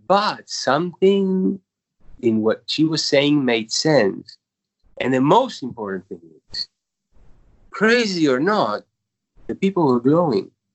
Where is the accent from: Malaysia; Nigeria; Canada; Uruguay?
Uruguay; moved away as an adult; now in New York, United States; I was born in Uruguay